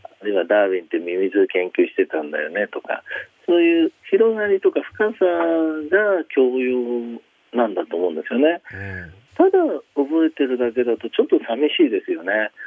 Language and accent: Japanese; Shizuoka, Japan; 僕は静岡市の出身なんで